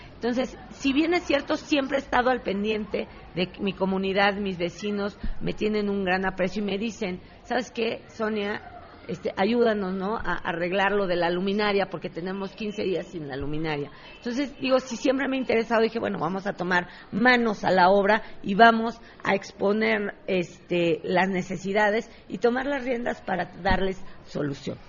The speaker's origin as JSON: {"language": "Spanish", "region": "Mexico City", "country": "Mexico", "tie": "born or raised there", "said": "Soy ciudadana de Contreras, hija de comerciantes desde toda la vida. Eh, desde mis abuelos, mis abuelos siempre fueron comerciantes aquí en Contreras, nacida aquí"}